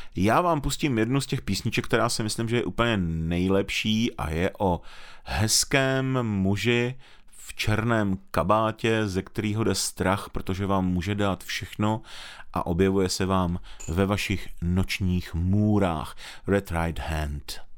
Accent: Moravia, Czechia; u nás na Moravě

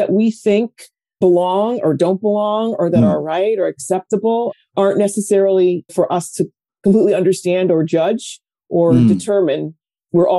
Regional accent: Connecticut, United States; also born or lived in New York tri-state area; now in New York, United States; I'm a New Yorker, born here in the tri-state area. Moved to Connecticut at a very young age. I think I was 8 or so, and have been here ever since

